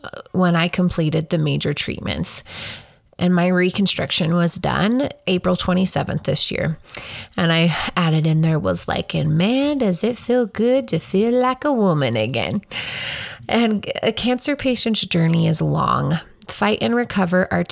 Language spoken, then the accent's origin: English; Casper, Wyoming, United States; I grew up right here in Casper. All of my earliest memories are mostly from here